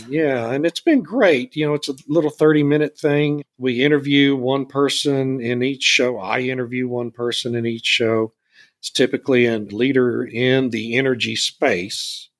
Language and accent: English; Beeville, Texas, United States; my hometown of Beeville